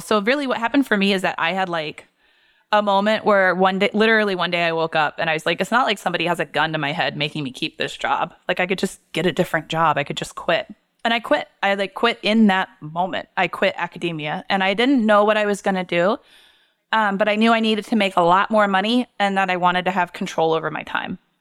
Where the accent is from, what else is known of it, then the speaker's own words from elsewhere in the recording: Portland, Maine, United States; moved away as an adult; also born or lived in Massachusetts; I'm from Portland